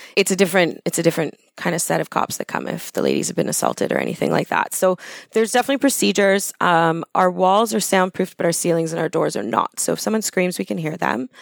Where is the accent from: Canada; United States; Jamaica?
Canada; Thornhill, Ontario; I grew up in Thornhill when it was farmland